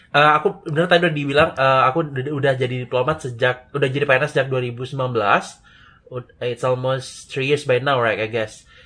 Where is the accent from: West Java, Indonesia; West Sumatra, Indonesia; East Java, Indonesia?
West Sumatra, Indonesia; Padang; moved away as an adult; also born or lived in Yogyakarta; Aku orang Padang tapi kuliah di Jogja